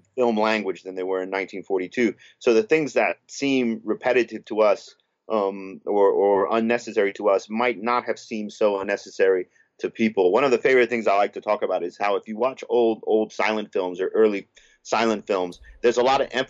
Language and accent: English; United States; also born or lived in Spain; I'm Spanish, you know, I came, I was born in America, but we came here because my father